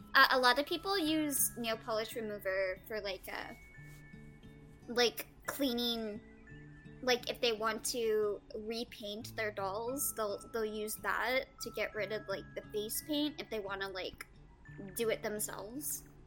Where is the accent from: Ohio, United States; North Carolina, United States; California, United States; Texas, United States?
California, United States; I'm a Californian